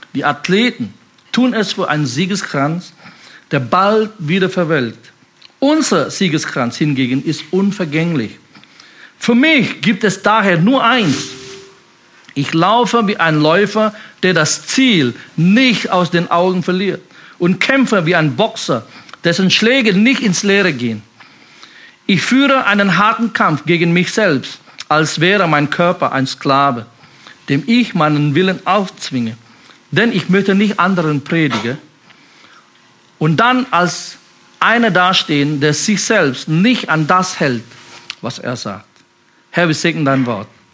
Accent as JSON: {"language": "German", "country": "Indonesia", "tie": "born or raised there", "second_language": "German", "moved": "as an adult", "lives_now": "Germany", "said": "Ich komme aus Indonesien, bin so mit, mit 19 hier nach Deutschland gekommen, bin chinesischer Abstammung."}